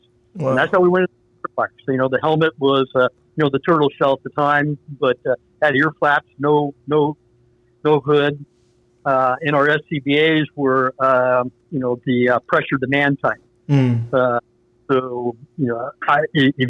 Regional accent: Marin, California, United States; I grew up down in Marin.

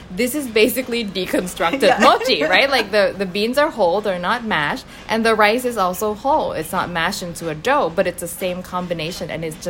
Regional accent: Thailand; now in Canada; I've spent about half my life in Thailand and half my life in the West.

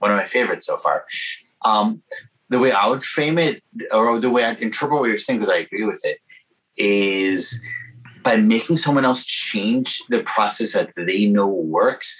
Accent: New York, United States; I'm from New York, very clear New York culture of no sugarcoating

